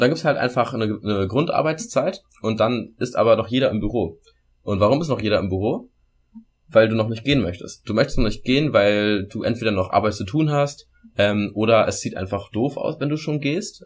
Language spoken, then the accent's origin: German; Germany; moved away; wir Deutsche